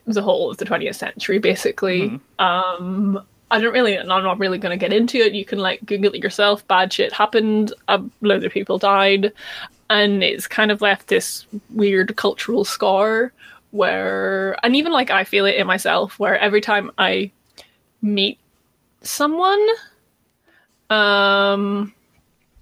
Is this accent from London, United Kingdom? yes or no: no; Northern Ireland, United Kingdom; I am not Irish. I am Northern Irish.